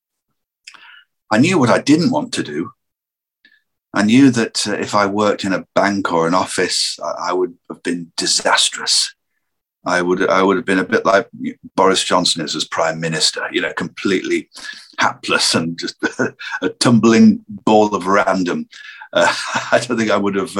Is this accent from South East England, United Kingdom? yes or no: no; Lancashire, North West England, United Kingdom; where I grew up in Lancashire, there were so many characters around